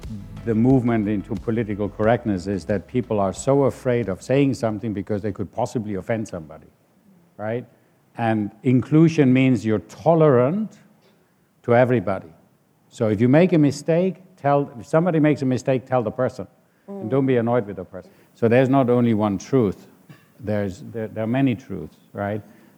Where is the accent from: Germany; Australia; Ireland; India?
Germany; moved away; where I grew up in Germany